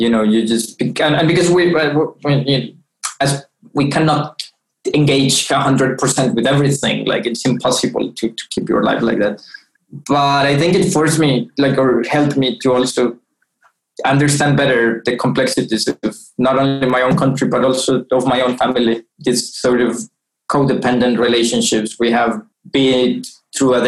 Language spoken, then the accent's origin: English; Bogota, Colombia; my own hometown in terms of growing up in Bogota